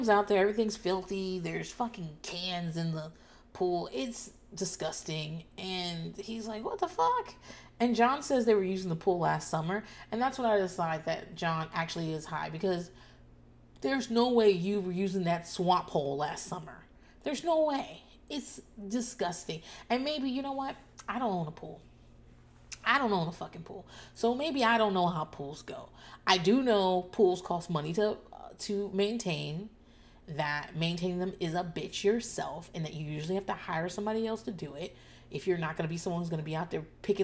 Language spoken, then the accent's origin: English; Northeast, United States; now in Austin, United States; I'm from the Northeast